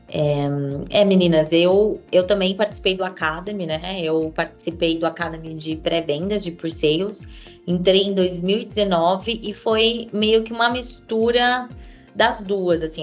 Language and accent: Portuguese; São Paulo, Brazil; Sou aqui de São Paulo, nascida e criada, é, e gosto muito de ser paulistana